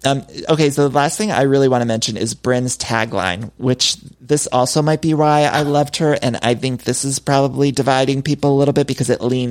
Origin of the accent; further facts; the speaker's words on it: Ohio, United States; moved away as an adult; now in Los Angeles, United States; I'm from Ohio.